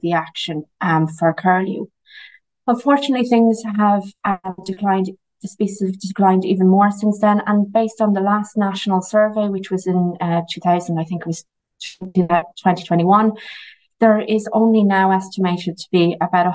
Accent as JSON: {"language": "English", "country": "Ireland", "said": "I'm from the Shannon Callows"}